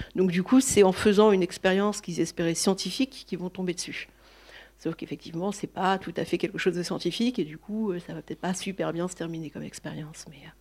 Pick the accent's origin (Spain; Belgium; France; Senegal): France; north of France; je suis originaire du nord de la France